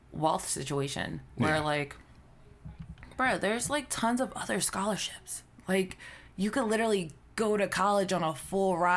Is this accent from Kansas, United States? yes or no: no; Philadelphia, Pennsylvania, United States; I'm from Philly